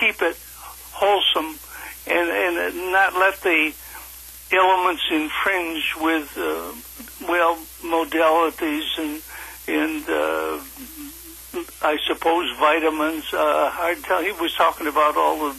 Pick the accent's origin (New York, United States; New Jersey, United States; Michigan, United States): Michigan, United States; Ann Arbor; I grew up, born and raised in Ann Arbor, Michigan, on a farm